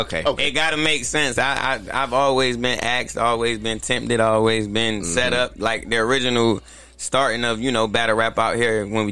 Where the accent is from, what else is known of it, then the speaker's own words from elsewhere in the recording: New York City, New York, United States; I'm originally from New York. I used to be out on, you know, Fordham and in the Bronx. I used to be out on Grand Concourse